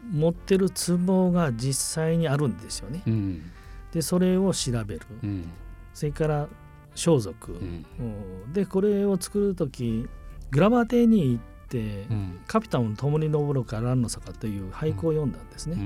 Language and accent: Japanese; Fukuoka, Japan; やっぱり僕この北部九州